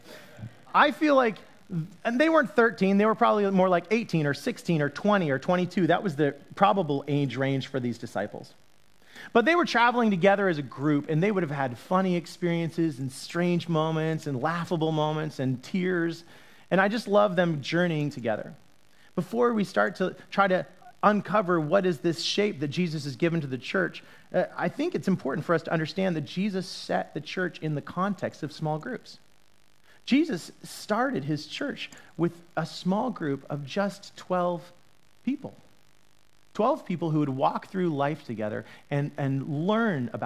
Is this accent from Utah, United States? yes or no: yes; Utah, United States; I grew up in Utah